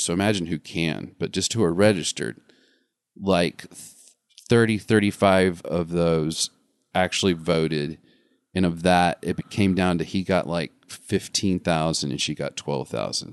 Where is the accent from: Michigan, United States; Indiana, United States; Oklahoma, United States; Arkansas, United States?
Arkansas, United States; also born or lived in Hollywood; now in Los Angeles, United States; I still am connected to my home state